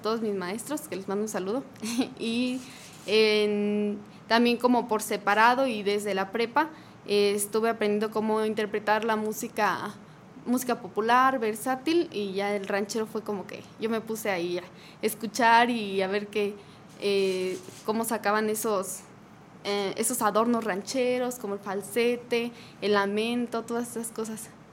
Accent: Los Encinos, San José de Guanajuato, Mexico; now in Querétaro, Mexico; yo soy de, de eh, Los Encinos, San José de Guanajuato, pero llevo aquí ya como 11 años en Querétaro

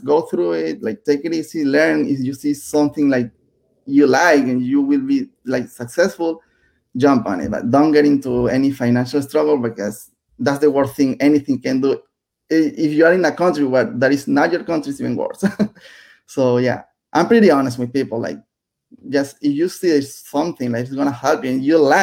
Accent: Venezuela; English is a second language; moved away as an adult; also born or lived in Nicaragua; now in United States

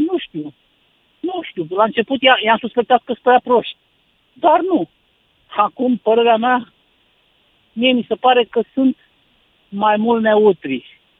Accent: Romania; ca român

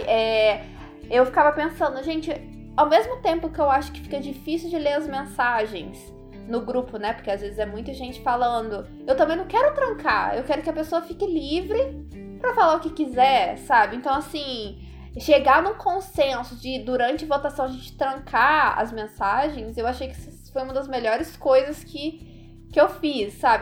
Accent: Minas Gerais, Brazil; now in Canada; eu sou de Minas, mas tô em terras canadenses

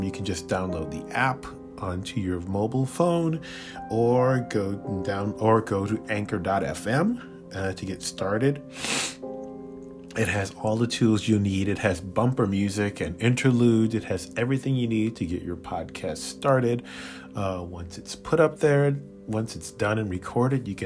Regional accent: Chicago, Illinois, United States; growing up in Chicago in our little apartment

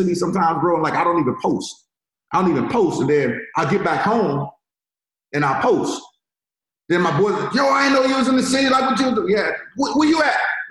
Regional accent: Richmond, United States; now in Florida, United States; I'm from Richmond. I live in Florida right now

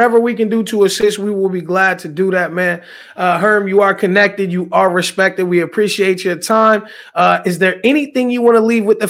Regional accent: Midwest, United States; I'm a Midwesterner, so we don't have that up here.

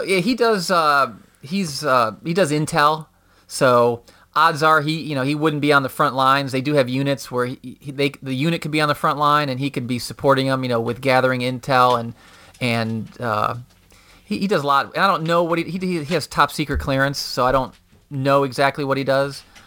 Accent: Schaumburg, Illinois, United States; also born or lived in Chicago / Charlotte; That's where I'm from

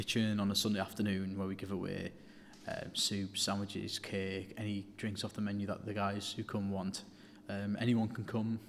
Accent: Middlesbrough, North East England, United Kingdom; I'm from Middlesbrough, and our shop is in Middlesbrough

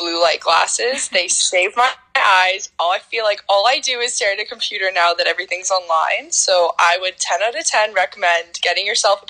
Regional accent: Alberta, Canada; I'm 22 years old. I'm from Alberta, like you said.

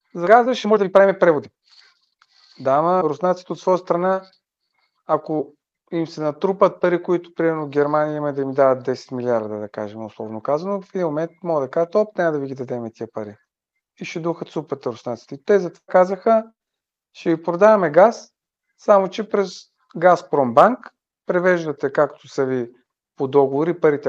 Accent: Bulgaria; като българи

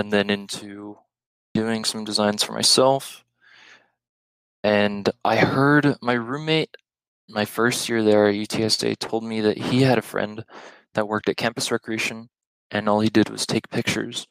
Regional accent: El Paso, Texas, United States; growing up in El Paso

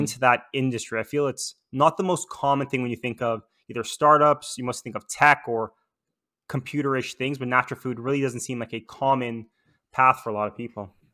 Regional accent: Toronto, Ontario, Canada; moved away as an adult; also born or lived in Vancouver; when moving to Vancouver, I'm from Toronto, I guess originally or natively

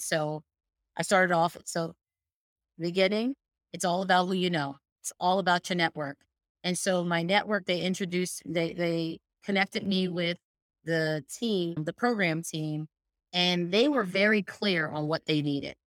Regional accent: Allentown, Pennsylvania, United States; I grew up in Bethlehem, Allentown, Pennsylvania

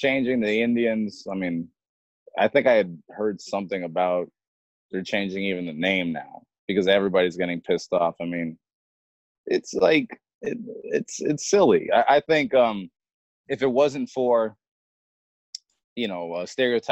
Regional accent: Elliot Lake, Ontario, Canada; also born or lived in Toronto; I was in Canada. I was too busy being Canadian.

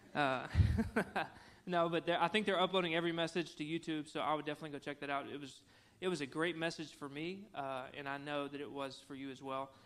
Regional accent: Cabot, Arkansas, United States; also born or lived in Conway, Arkansas; I grew up in Cabot, Arkansas

